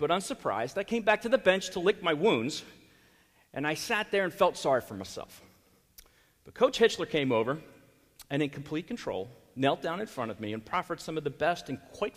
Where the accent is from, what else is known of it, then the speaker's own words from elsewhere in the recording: Philadelphia, Pennsylvania, United States; moved away; I grew up in Philadelphia